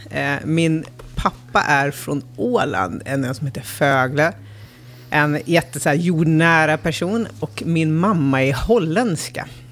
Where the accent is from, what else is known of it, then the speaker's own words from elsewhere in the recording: Älmsta, Stockholm County, Sweden; så jag växte upp i, i Roslagen, i en liten by som heter Älmsta